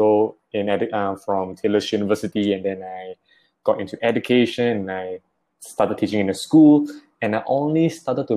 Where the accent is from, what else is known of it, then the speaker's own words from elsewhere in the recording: Klang, Selangor, Malaysia; I am from Klang, and I'm actually a full-time primary school teacher